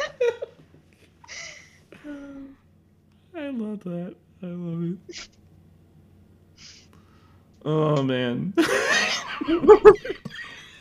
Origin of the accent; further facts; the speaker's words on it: Chicago, Illinois, United States; I'm from Chicago